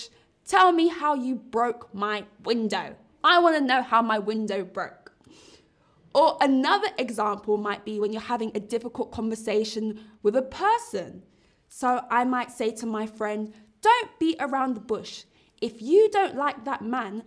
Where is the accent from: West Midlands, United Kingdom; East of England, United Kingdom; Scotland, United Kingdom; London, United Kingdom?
London, United Kingdom; I live in London. I also am from London. I'm from London town